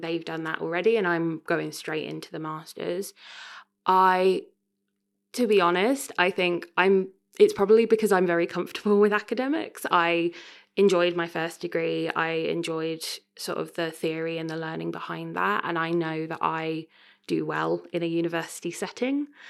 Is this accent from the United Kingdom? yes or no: yes; Royston, East of England, United Kingdom; moved away as an adult; also born or lived in Cambridge; now in Leicester, United Kingdom; I grew up, um, I grew up in Cambridge. Well, I went to school in Cambridge. I come from a little town called Royston in North West Hertfordshire